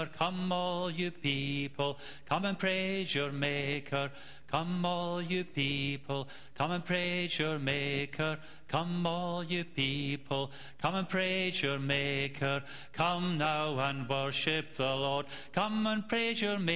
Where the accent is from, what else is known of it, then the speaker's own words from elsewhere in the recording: Scotland, United Kingdom; I come from Scotland